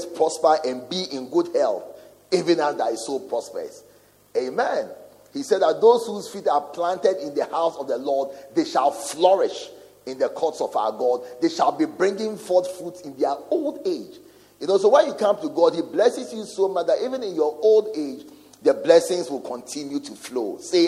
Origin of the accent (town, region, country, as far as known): Ghana